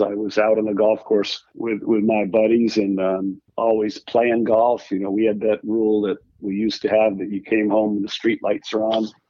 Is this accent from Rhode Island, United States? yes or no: yes; Rhode Island, United States; I grew up in Rhode Island where I am now